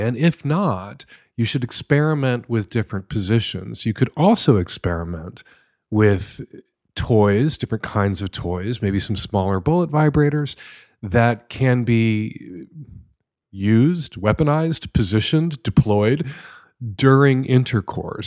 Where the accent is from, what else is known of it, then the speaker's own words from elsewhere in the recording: United States; as an American